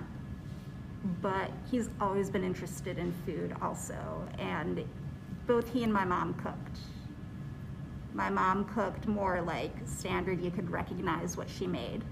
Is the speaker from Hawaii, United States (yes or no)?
no; Chicago, Illinois, United States; also born or lived in Oak Park; I am born and raised in Chicago